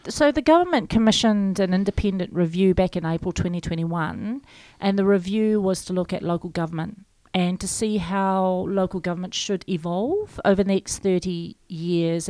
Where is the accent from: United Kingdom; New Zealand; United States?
New Zealand; Waitangi, Northland; moved away as an adult; also born or lived in Europe; I grew up in Waitangi